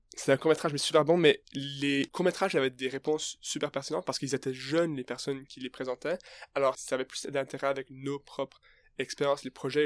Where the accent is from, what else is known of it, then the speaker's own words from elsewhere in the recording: Canada; moved away; moi, je suis canadien, alors j'ai jamais passé de temps en France